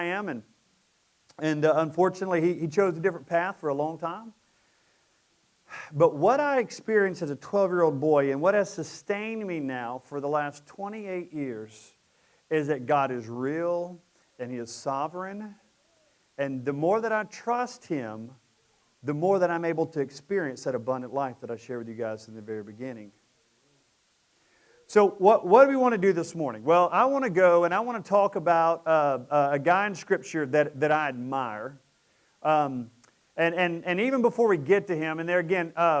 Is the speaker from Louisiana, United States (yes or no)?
yes; Presidential Estates, Fairbanks, Sterlington, Louisiana, United States; we moved from Presidential Estates over to Fairbanks, and we lived down a dirt road in a trailer